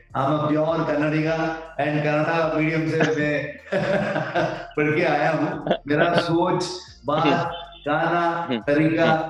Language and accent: Hindi; Karnataka, India